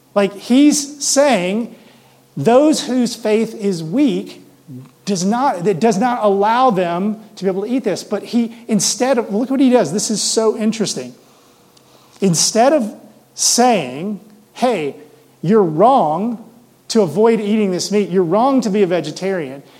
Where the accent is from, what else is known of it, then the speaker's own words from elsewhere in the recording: Mississippi, United States; now in Denver, United States; I grew up in the South, in Mississippi.